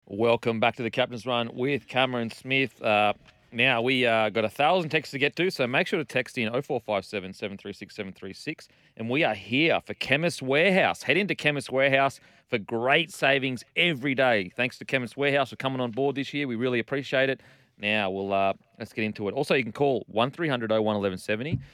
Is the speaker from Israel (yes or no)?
no; Australia; as an Australian